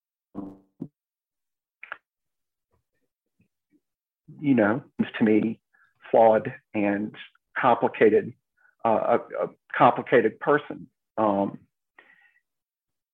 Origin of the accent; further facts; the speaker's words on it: Mobile, Alabama, United States; now in Jackson, United States; I grew up in Mobile